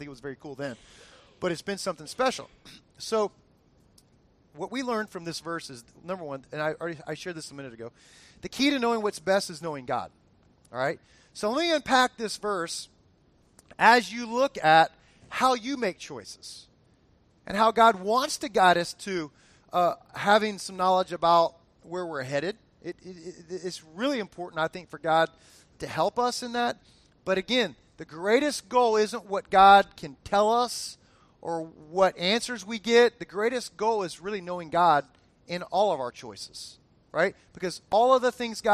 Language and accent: English; South Florida, United States; that I grew up with in South Florida